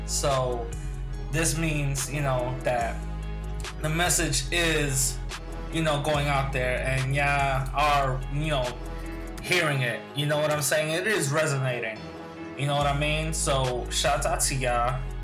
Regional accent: New York, United States; my hometown in New York

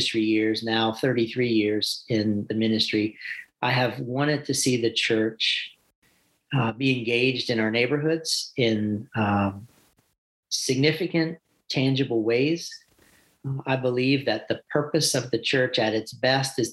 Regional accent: Talbot County, Maryland, United States; also born or lived in Salisbury, Maryland; I grew up in Talbot County, Maryland, on a large family farm

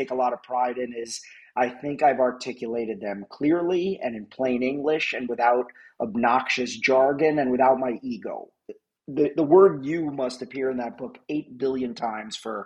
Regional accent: New York, United States; also born or lived in Los Angeles; now in Chicago, United States; I'm from New York, but I lived in LA for 11 years

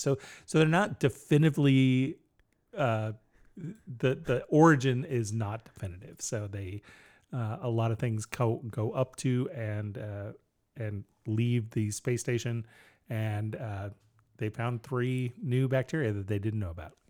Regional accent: United States

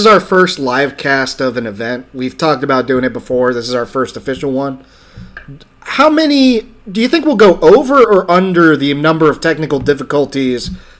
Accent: the South, United States; because we're from the South

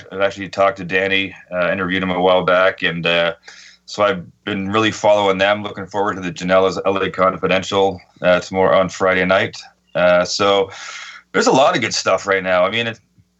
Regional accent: Canada; being Canadian, Stampede Wrestling is a big part of our our lifeblood

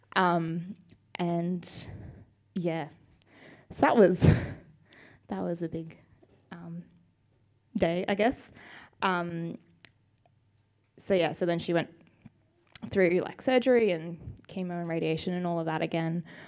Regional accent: Sydney, New South Wales, Australia; also born or lived in Melbourne / Parramatta / Dural; so I was born in Melbourne. Fun fact: we moved to Sydney when I was ten months old, so I don't really remember Melbourne at all

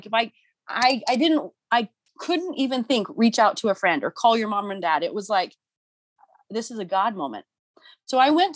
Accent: St. George, Utah, United States; also born or lived in Spain / Hawaii / Provo, Utah; I was born and raised in St. George, Utah

